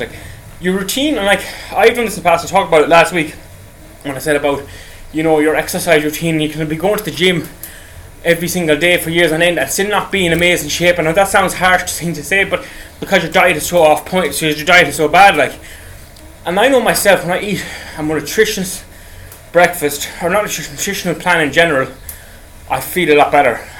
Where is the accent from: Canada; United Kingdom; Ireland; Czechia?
Ireland; I'm from Ireland